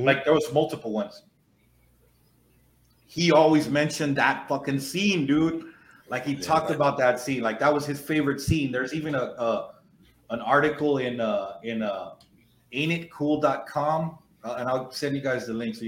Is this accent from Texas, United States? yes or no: yes; the Rio Grande Valley, Texas, United States; when I was in high school in the mid-90s